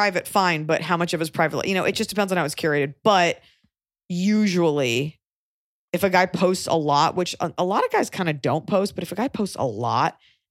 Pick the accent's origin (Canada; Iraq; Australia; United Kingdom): Australia; accent: Australian; Thank you for acknowledging my Australian accent.